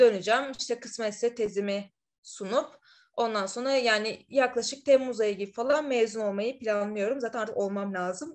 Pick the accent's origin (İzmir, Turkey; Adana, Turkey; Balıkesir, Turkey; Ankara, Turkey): İzmir, Turkey; moved away as an adult; also born or lived in Istanbul; now in Madrid, Spain